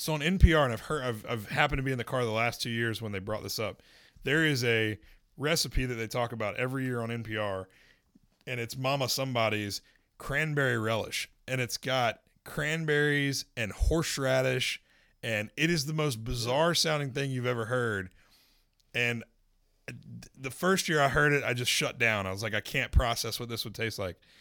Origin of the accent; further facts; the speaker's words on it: Winston-Salem, North Carolina, United States; moved away; My hometown, City of Winston-Salem